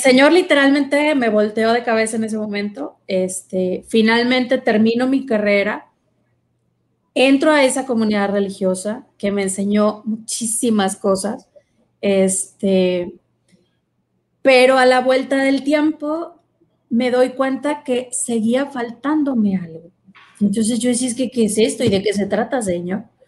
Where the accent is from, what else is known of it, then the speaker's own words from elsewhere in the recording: Monterrey, Nuevo León, Mexico; en la casa donde yo nací, aquí en Monterrey, estaba enfrente de, pues, mi, parroquia